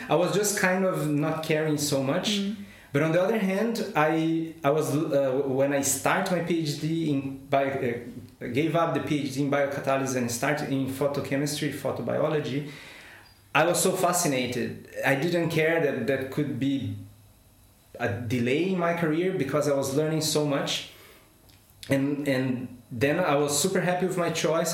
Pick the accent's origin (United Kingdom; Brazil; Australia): Brazil; English is a second language; moved away as an adult; also born or lived in São Paulo, Brazil / Madrid, Spain / Munich, Germany / Shanghai, China; now in Hanover, Germany; I am a scientist by formation, and I come from Brazil